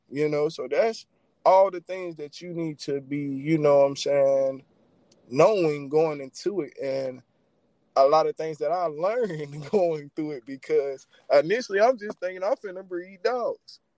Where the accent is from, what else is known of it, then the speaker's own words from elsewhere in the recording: Rockingham, North Carolina, United States; from Rockingham, North Carolina, man, born and raised